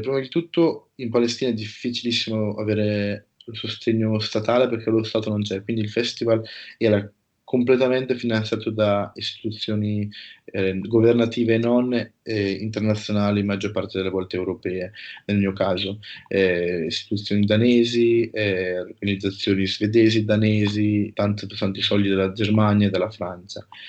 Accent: province of Brescia, Lombardy, Italy; also born or lived in Denmark; io sono, provengo dalla provincia di Brescia

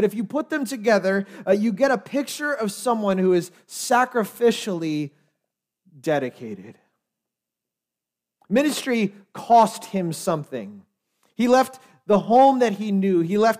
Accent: Lititz, Pennsylvania, United States; I'm like, yes, I grew up in Lititz, that's awesome, great.

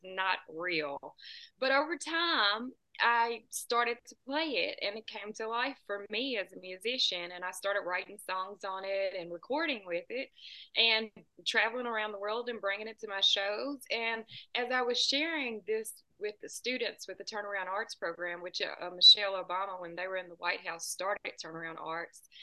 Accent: United States; I'm about two hours south of Nashville

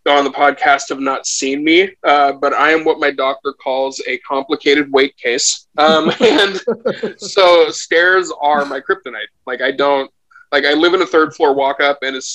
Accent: Portland, Oregon, United States; I was born homeless in Portland

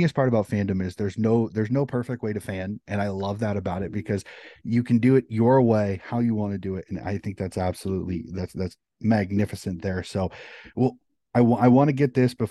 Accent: United States; I'm an American

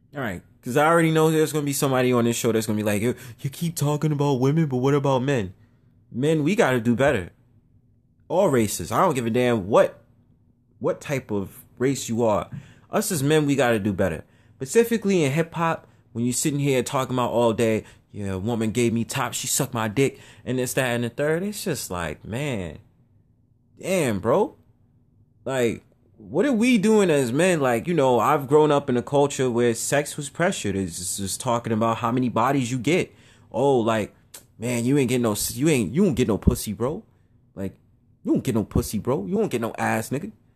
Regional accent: New York City, New York, United States; I'm from Harlem

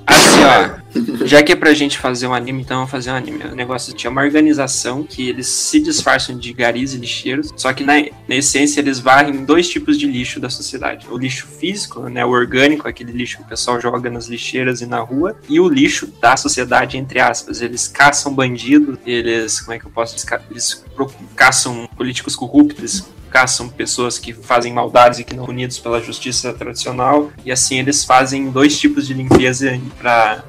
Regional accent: Paraná, Brazil; Eu sou paranaense

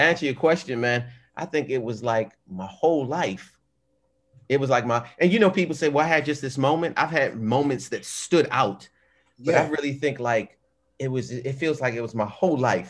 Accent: Baltimore, Maryland, United States; Growing up in Baltimore

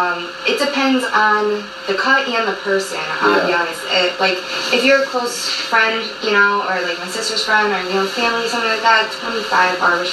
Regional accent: Naugatuck, Connecticut, United States; a barbershop in Naugatuck, which is my hometown.

